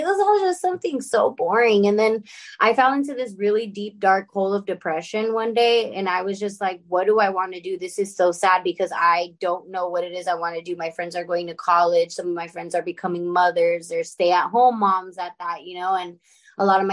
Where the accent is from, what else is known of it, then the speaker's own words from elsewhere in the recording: La Puente, California, United States; So I'm from La Puente, California. I'm in a small little town called Bassett. To be very specific. So I grew up in LA, more like the IE area